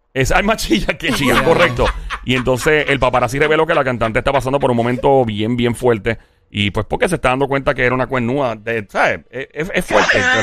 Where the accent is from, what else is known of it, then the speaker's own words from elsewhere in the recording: Caguas, Puerto Rico; Cagua es mi pueblo